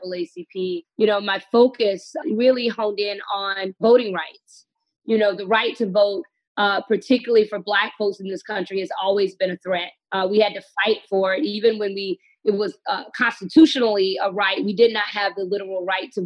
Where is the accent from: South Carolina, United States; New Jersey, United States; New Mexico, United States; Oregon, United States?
South Carolina, United States; I am from South Carolina